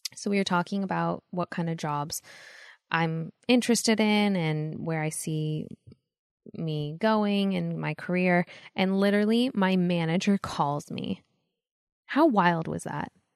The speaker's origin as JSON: {"language": "English", "town": "Los Angeles", "region": "California", "country": "United States", "tie": "born or raised there", "said": "growing up in L"}